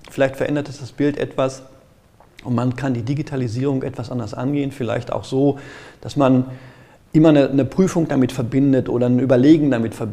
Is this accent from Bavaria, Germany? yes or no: no; Gelsenkirchen, North Rhine-Westphalia, Germany; Ich komme aus Gelsenkirchen, ähm, da merke ich das.